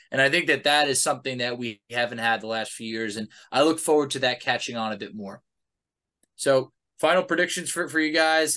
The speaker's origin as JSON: {"language": "English", "region": "New York", "country": "United States", "tie": "born or raised there", "said": "I grew up in New York."}